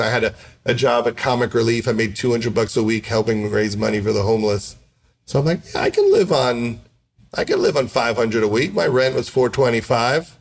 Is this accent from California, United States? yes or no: no; Syosset, New York, United States; I grew up middle class on Long Island